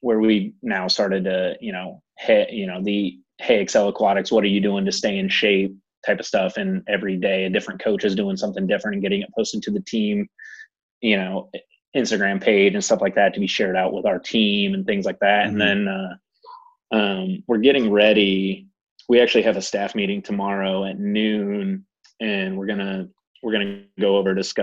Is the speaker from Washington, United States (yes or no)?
no; Northwest Ohio, United States; moved away as an adult; now in Nashville, United States; I'm originally from Northwest Ohio. I moved down here and I've lived here in Nashville